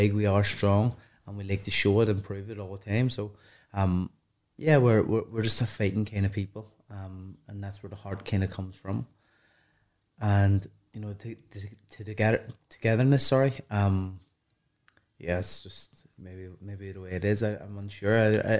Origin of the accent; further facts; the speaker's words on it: Ireland; And maybe because what I've done, the amateurs, but also my own talents, and then adding being Irish to it, you know, helps.